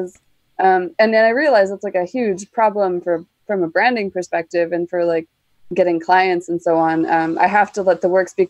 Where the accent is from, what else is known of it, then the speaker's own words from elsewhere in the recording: Canada; Yes, I am from the land of always winter, but never Christmas.